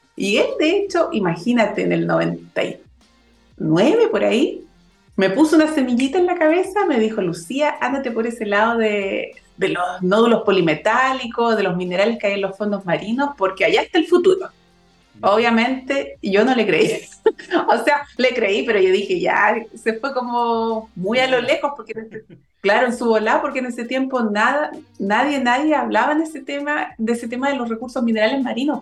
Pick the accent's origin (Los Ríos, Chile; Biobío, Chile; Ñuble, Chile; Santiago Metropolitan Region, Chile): Santiago Metropolitan Region, Chile; Santiago; moved away; also born or lived in Valparaíso Region; soy oriunda de Santiago. Nací y crié en Santiago